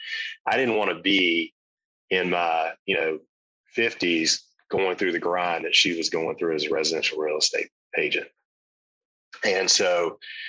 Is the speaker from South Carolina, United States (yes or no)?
yes; South Carolina, United States; growing up in South Carolina